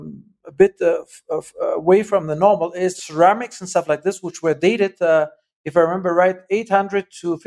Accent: Germany; moved away; I was born and I grew up in Germany

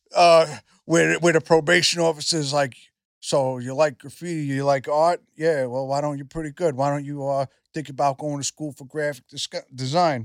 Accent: New York, United States; I'm from New York

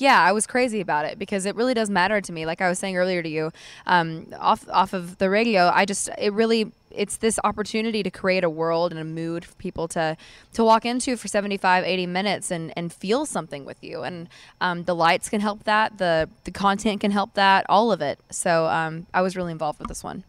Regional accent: Mascot, Tennessee, United States; I lived out in Mascot, Tennessee, which is probably forty minutes from where we are right now. And I, we actually lived next door to my cousin's, so I got to grow up

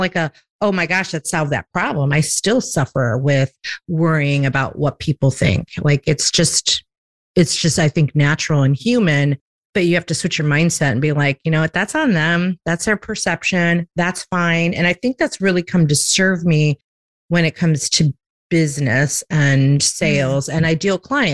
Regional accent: Chicago, Illinois, United States; now in Myrtle Beach, United States; I'm from a big city. I'm from Chicago, and I relocated to a small town in the South.

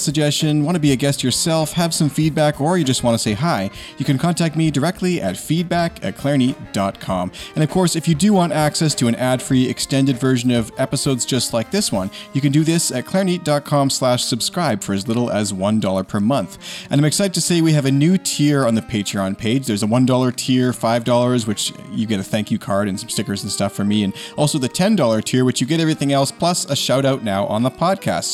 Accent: Canada; I'm Canadian

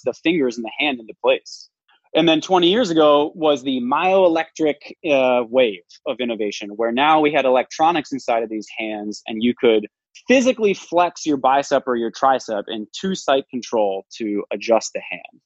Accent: Midwest, United States; I'm from the Midwest

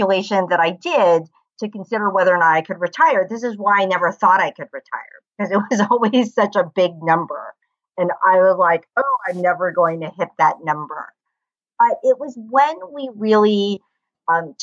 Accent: United States; I come from the United States.

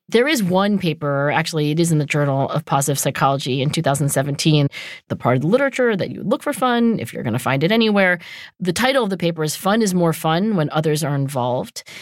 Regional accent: New Jersey, United States; I also lived in New Jersey

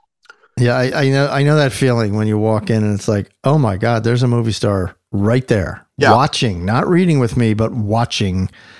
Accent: New Jersey, United States; also born or lived in Philadelphia; Born there, and then my parents moved over to South Jersey right away.

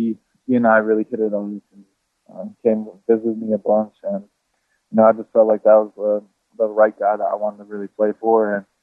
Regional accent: South Bend, Indiana, United States; Yeah, I think in South Bend, either you kind of grow up loving Notre Dame, you kind of grow up, you just don't like them.

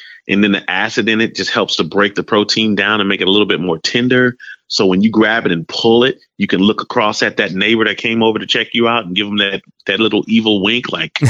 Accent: South Carolina, United States; born or raised there

